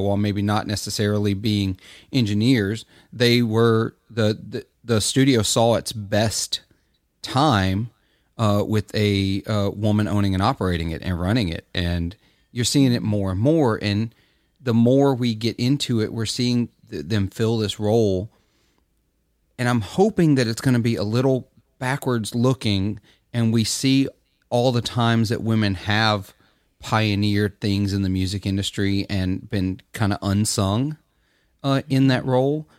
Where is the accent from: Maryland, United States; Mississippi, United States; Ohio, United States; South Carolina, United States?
Mississippi, United States; Clarksdale; I'm from Clarksdale, Mississippi. It's in my blood